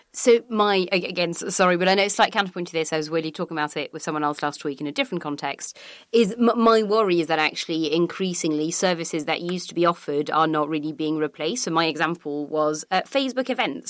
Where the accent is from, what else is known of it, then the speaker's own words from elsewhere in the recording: France; now in United Kingdom; Growing up in France